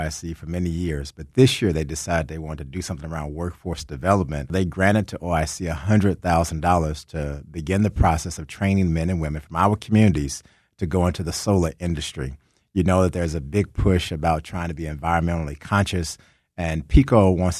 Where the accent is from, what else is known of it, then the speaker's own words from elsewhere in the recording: Texas, United States; now in Philadelphia, United States; I tell people I'm not a Philadelphian by birth, but I'm a Philadelphian by choice. I'm originally from Texas, but I love Philly.